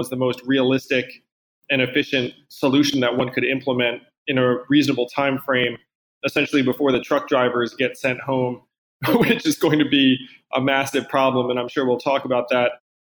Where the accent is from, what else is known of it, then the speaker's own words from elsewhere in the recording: East Coast, United States; I think you're from the West Coast, I'm from the East Coast.